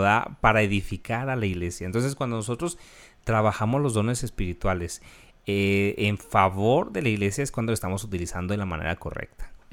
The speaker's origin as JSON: {"language": "Spanish", "country": "Mexico", "said": "nosotros como mexicanos"}